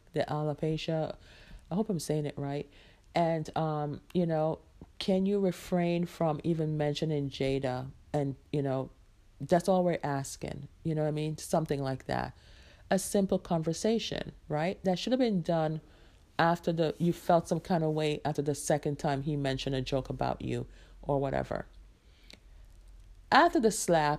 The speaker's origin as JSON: {"language": "English", "country": "Jamaica", "tie": "born or raised there", "moved": "yes", "said": "I am a Jamaican-born woman out here trying to do it as a single mom"}